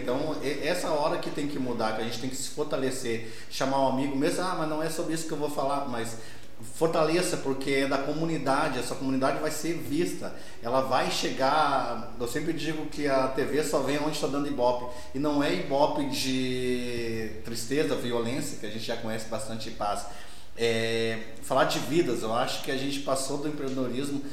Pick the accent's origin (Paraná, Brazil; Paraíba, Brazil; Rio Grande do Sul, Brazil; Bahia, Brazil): Rio Grande do Sul, Brazil; Gaúcho; nós somos gaúchos